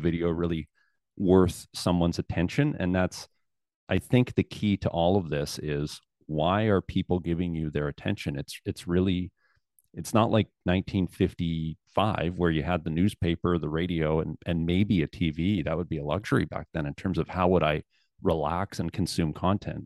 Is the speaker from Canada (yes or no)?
yes; Southern Alberta, Canada; also born or lived in Calgary / Lethbridge; I was raised in Southern Alberta and, uh, spent most of my life there